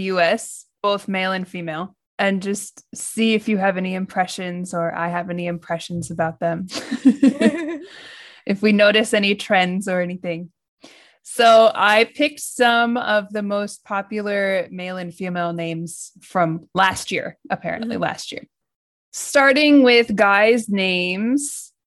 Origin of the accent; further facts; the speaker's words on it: United States; now in Japan; I'm American and I'm living in Japan.